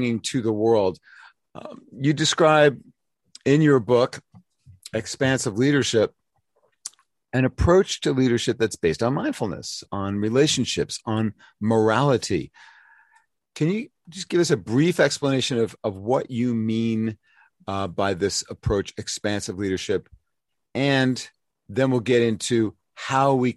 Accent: New York City, New York, United States; New School in New York City, my hometown

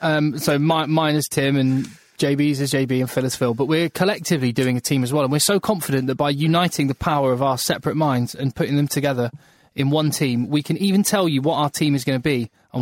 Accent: England, United Kingdom; I'm an Englishman

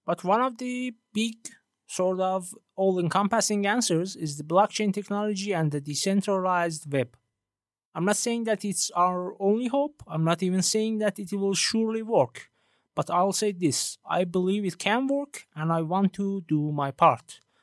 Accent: Iran; first language Persian; English is a second language; I'm originally from Iran and English isn't my native language

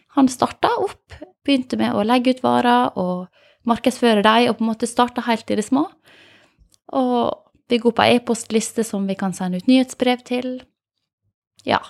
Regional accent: Åmli, Agder, Norway; jeg er fra Åmli

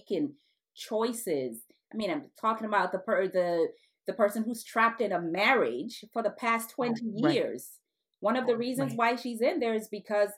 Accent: United States; My background is Nigeria. My parents are Nigerian. I was born in the United States

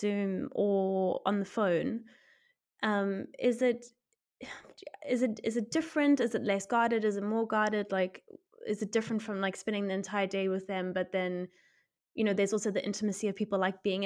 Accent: South Africa; I'm South African and like growing up in South Africa

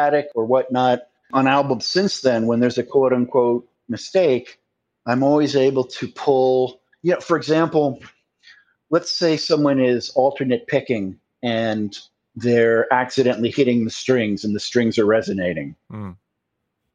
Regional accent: United States; I'm American

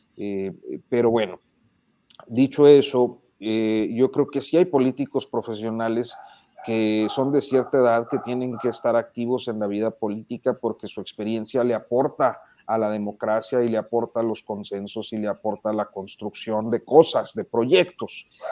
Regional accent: Coahuila, Mexico; mi terruño, que es el estado de Coahuila

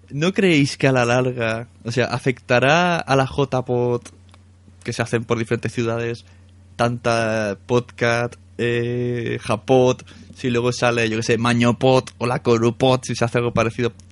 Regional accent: Palau, Catalonia, Spain; O Palau, Palau, mi pueblo.

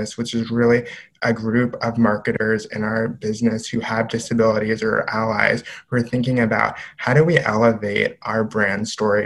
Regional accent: New York City, New York, United States; I grew up in New York City

